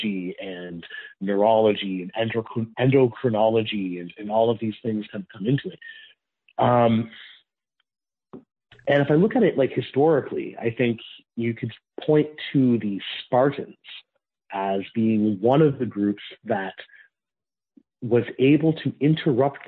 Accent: Canada; I am Canadian

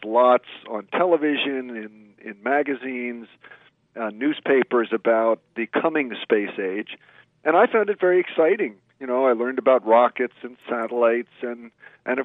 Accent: the New York area, United States; I grew up in the New York area

